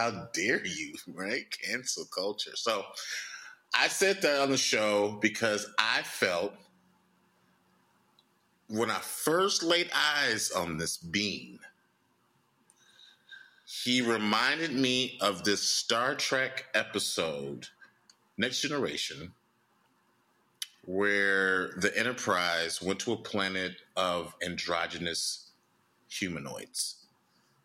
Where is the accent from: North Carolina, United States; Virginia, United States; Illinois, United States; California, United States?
Illinois, United States; Chicago; in my hometown, Chicago